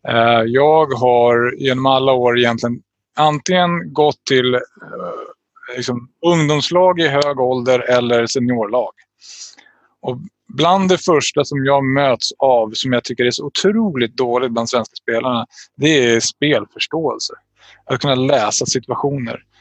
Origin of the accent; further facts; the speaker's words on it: Täby, Stockholm County, Sweden; Jag tror att folk kanske tittar utifrån på mig som att jag är från Täby, bortskämd snorunge oftast